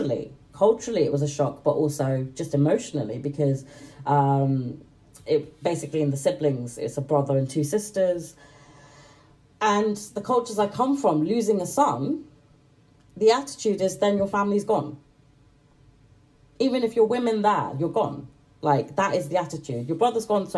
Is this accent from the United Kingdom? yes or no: yes; Manchester, North West England, United Kingdom; I'm British. I was born in Manchester, but I come from like a mixed heritage family